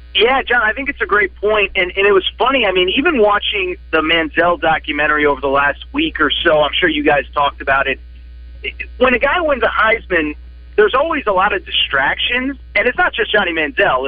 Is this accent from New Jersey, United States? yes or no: no; Connecticut, United States; moved away; I'm from Connecticut. I'm from the East Coast.